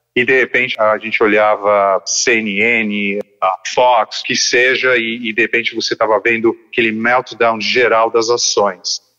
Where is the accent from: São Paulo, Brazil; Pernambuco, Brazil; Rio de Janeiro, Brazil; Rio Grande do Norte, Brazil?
São Paulo, Brazil; Eu estudei, acho que boa parte da minha infância com você no St. Paul's, é um colégio bilíngue aqui de São Paulo